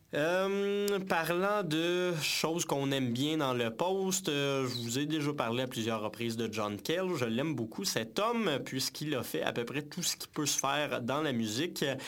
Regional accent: Saint-Hyacinthe, Quebec, Canada; Mascoutin originaire de Saint-Hyacinthe, bien entendu mon patelin d'origine.

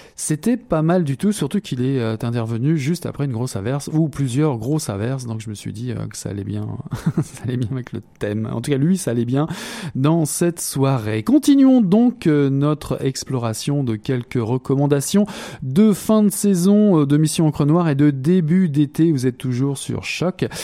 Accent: Quebec, Canada; nous revenons chez nous au Québec

